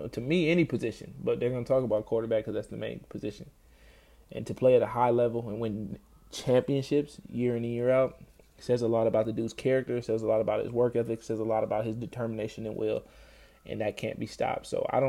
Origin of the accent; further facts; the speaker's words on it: Minnesota, United States; being a Minnesotan